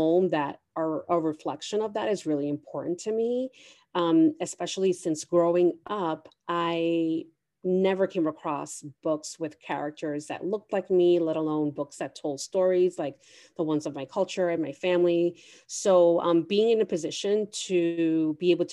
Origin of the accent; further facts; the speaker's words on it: New York City, New York, United States; I'm a working mother born and raised in New York City